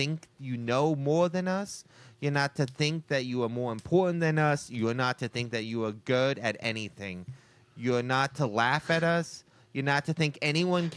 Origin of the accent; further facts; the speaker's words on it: United States; as an American